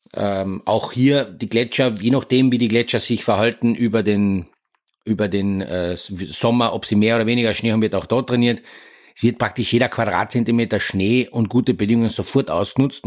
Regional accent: Austria; bei uns in Österreich

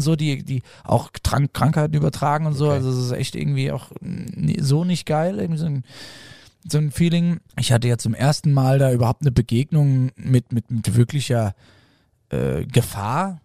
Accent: Hesse, Germany; Für mich als äh, Hesse

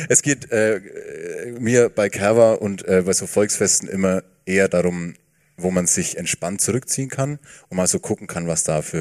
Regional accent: Bavaria, Germany; ich bin im Landkreis Fürth

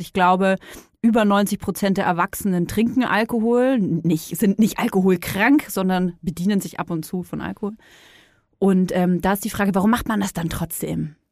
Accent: Franconia, Bavaria, Germany; ich komme aus Bayern, ne? Franken besser gesagt

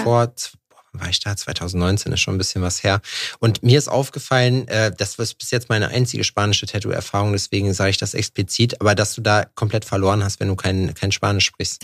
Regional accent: Thuringia, Germany; Ich komme aus Thüringen

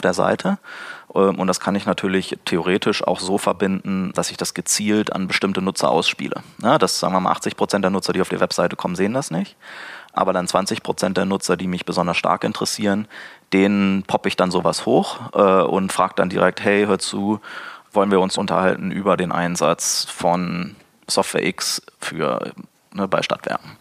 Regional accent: Braunschweig, Lower Saxony, Germany; aus meiner Heimatstadt Braunschweig

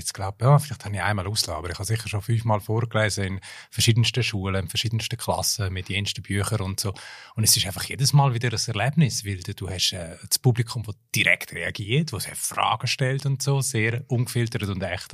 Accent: Graubünden, Switzerland; first language German; moved away; also born or lived in United States; aus meiner Heimatregion Graubünden

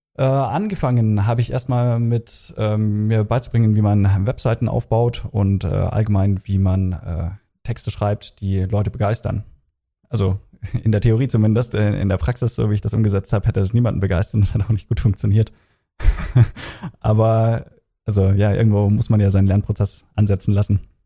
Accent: Regensburg, Bavaria, Germany; moved away as an adult; also born or lived in Kiel; now in Frankfurt, Germany; ich komme ursprünglich aus Regensburg

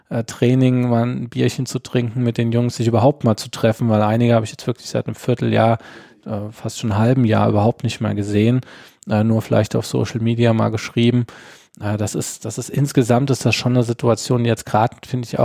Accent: Lorch, Hesse, Germany; now in Oestrich-Winkel, Germany; es ist vieles da, was es in meiner Jugend bei uns in Lorch noch gab, was es leider mittlerweile nicht mehr gibt.

